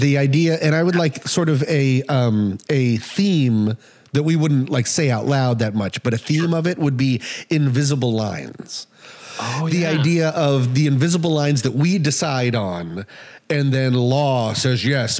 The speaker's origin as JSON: {"language": "English", "region": "Colorado", "country": "United States", "tie": "born or raised there", "said": "cause I grew up in Colorado"}